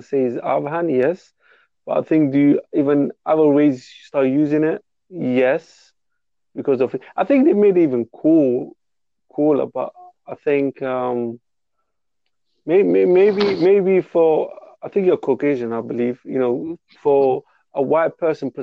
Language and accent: English; London, United Kingdom; I'm from England, by the way, too. I don't know if you can tell my accent